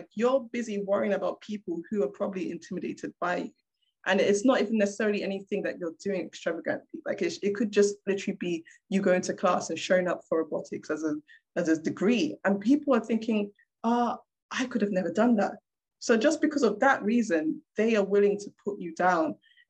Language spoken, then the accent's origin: English; Nigeria; I am a Black woman. I'm a Nigerian woman in engineering, in robotics.